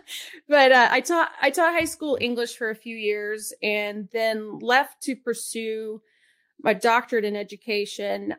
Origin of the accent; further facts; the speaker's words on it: Atlanta, Georgia, United States; I grew up in Atlanta